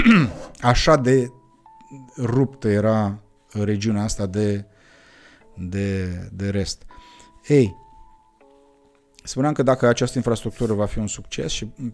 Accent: Moldavia, Romania; ne identificăm ochii celorlalți ca moldoveni

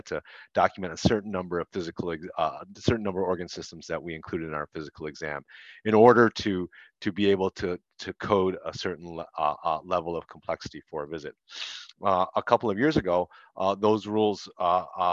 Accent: Detroit, Michigan, United States; I grew up in Detroit

